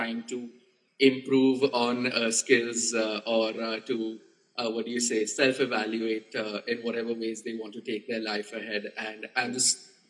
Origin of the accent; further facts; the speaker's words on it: India; also born or lived in Pune; we as the Indian ukulele community